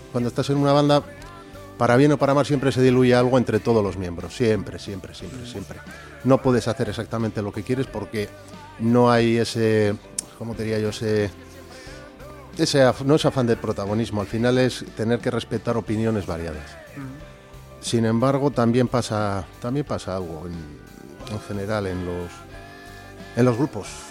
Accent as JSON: {"language": "Spanish", "town": "Bilbao", "region": "Basque Country", "country": "Spain", "also_born_or_lived": "Valle de Valdivielso, Burgos", "said": "soy de Bilbao"}